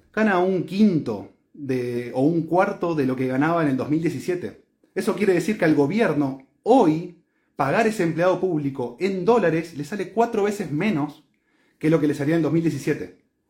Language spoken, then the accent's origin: Spanish; Argentina